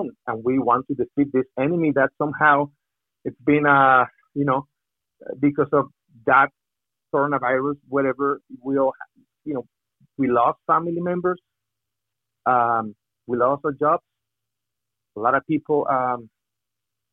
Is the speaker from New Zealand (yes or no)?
no; Mexico; English is a second language; moved away as an adult; also born or lived in Miami; I'm from Mexico